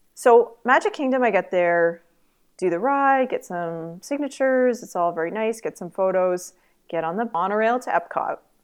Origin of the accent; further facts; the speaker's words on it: Canada; I'm Canadian